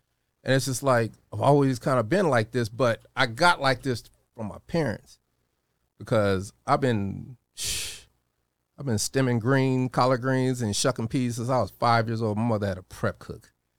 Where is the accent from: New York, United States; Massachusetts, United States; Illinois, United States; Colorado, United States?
Colorado, United States; Denver; born or raised there; also born or lived in Chicago